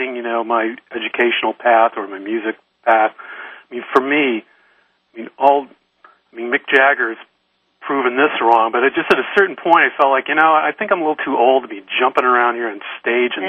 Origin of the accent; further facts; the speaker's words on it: Detroit, Michigan, United States; moved away as an adult; now in San Francisco, United States; I grew up in Detroit